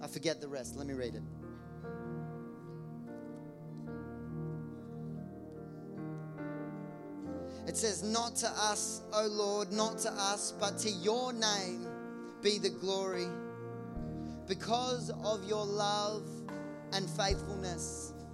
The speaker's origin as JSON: {"language": "English", "town": "Geelong", "region": "Victoria", "country": "Australia", "tie": "born or raised there", "said": "I grew up in Geelong, across the road from an abattoir slaughterhouse"}